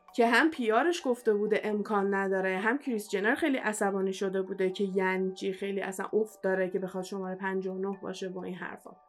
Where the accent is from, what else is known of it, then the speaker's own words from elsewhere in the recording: Iran; moved away; من ایرانیم